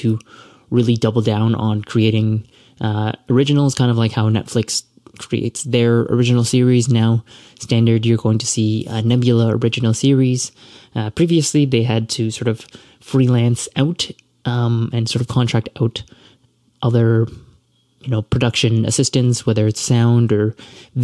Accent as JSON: {"language": "English", "town": "Toronto", "region": "Ontario", "country": "Canada", "said": "I'm from Toronto and I'm Canadian"}